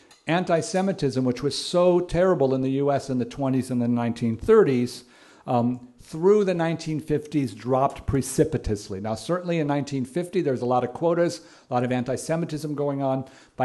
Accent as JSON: {"language": "English", "town": "Palos Verdes", "region": "California", "country": "United States", "tie": "born or raised there", "said": "I grew up in Palos Verdes in one of those suburbs"}